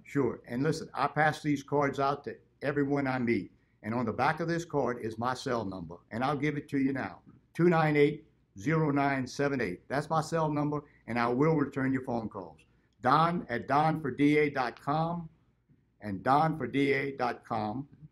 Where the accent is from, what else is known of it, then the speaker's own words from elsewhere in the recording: Broussard, Louisiana, United States; I grew up in Broussard, Louisiana, and I've been in Lafayette Parish all my life.